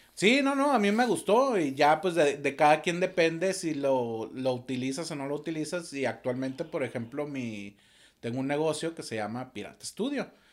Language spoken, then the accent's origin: Spanish; Torreón, Coahuila, Mexico; moved away; soy originario de Torreón, Coahuila